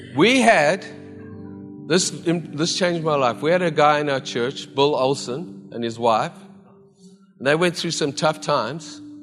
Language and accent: English; South Africa; now in Vancouver, Canada; as a South African who never saw snow